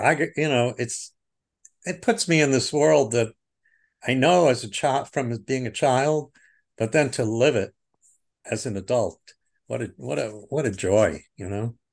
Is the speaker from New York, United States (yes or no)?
yes; Oceanside, New York, United States; I grew up in New York, uh, on Long Island, Nassau County, o, in Oceanside, to be exact